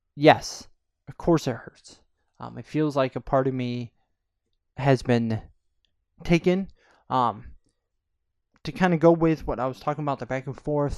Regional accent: Corning, New York, United States; I'm from a small town in upstate New York. Um, it's called Corning

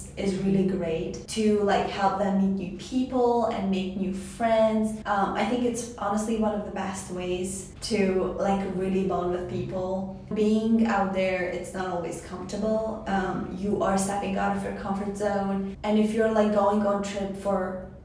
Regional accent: Tajikistan; now in Walla Walla, United States; I come from Tajikistan. I'm an international student

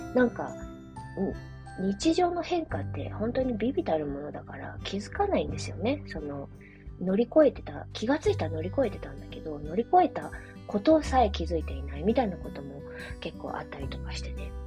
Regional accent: Japan; also born or lived in China; 生まれは中国育ちは日本

